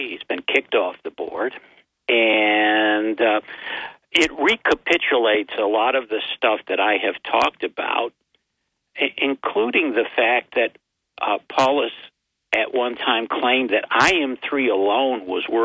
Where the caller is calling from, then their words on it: Binghamton, New York, United States; from uh, Binghamton, New York.